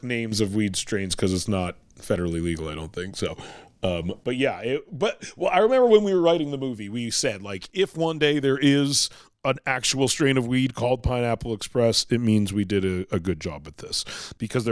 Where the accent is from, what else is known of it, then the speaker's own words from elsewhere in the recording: Vancouver, British Columbia, Canada; I'm from Vancouver, British Columbia.